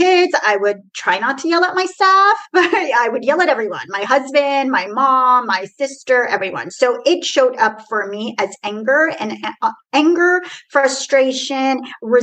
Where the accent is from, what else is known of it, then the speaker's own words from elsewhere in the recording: Tehran, Tehran Province, Iran; now in Houston, United States; I am originally from Iran, Tehran. So I was not born in here. So I'm a first generation immigrant. And I literally came from Iran to Houston.